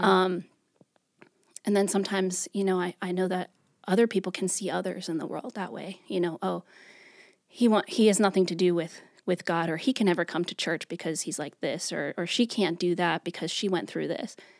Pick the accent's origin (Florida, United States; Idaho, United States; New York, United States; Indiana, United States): New York, United States; moved away as an adult; now in Greensboro, United States; I'm originally from New York.